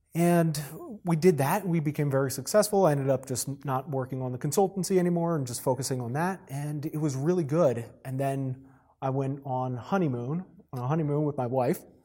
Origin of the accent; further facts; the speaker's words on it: New Jersey, United States; moved away as an adult; also born or lived in South Carolina; I was born and raised in New Jersey